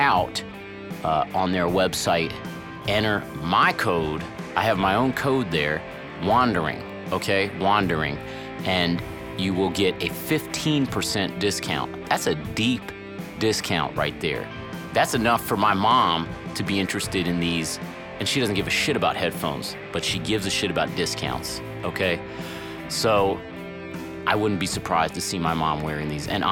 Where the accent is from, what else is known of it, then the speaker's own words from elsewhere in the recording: Cincinnati, Ohio, United States; my hometown, Cincinnati, Ohio